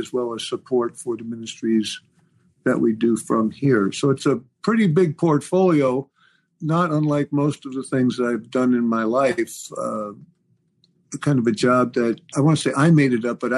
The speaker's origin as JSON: {"language": "English", "town": "New York City", "region": "New York", "country": "United States", "tie": "born or raised there", "said": "I grew up in New York City, Lower East Side of New York, Jewish family"}